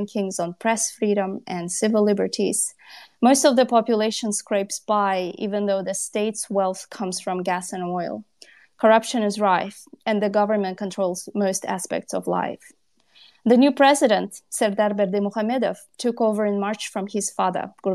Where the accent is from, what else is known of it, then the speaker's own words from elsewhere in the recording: Kyrgyzstan; I'm a journalist from Kyrgyzstan